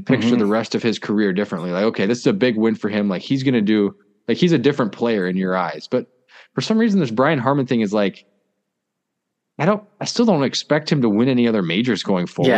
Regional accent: United States; I'm American

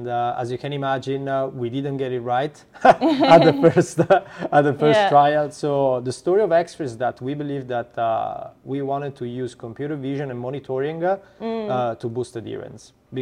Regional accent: Italy; accent: Italian; English is a second language; now in United States; As you can probably hear from my accent, I'm Italian.

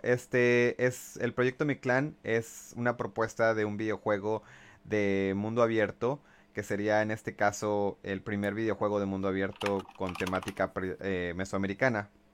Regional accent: Mexico; todos como mexicanos

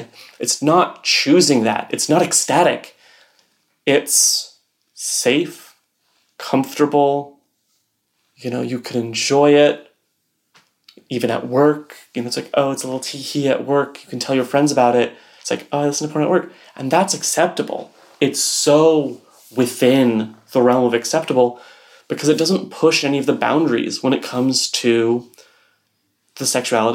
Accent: Texas, United States; I grew up in Texas

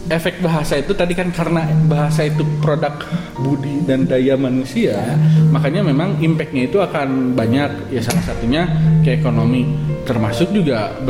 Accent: West Sumatra, Indonesia; Saya orang Minang gitu.

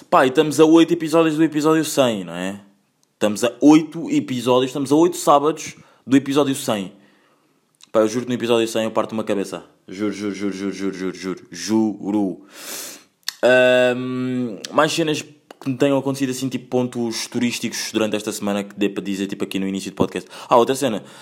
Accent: Angola; born there; Eu também sou português, atenção, mas tipo, vá, eh, vocês, quem não, pronto, as pessoas não sabem, nasci em Angola, tenho nacionalidade portuguesa

